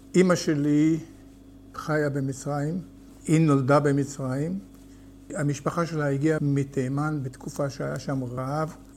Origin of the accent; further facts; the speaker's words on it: Hatikva Quarter / Kibbutz Gesher HaZiv, Northern District, Israel; also born or lived in Kiryat Haim; אני נולדתי בשכונת התקווה וגדלתי שם ולמדתי בתלמוד תורה